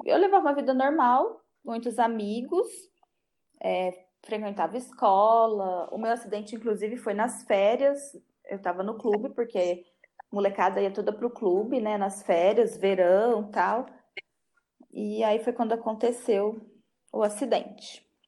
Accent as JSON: {"language": "Portuguese", "town": "Penápolis", "region": "São Paulo", "country": "Brazil", "tie": "born or raised there", "said": "Eu sou nascida em Penápolis e não, não, nunca saí de Penápolis."}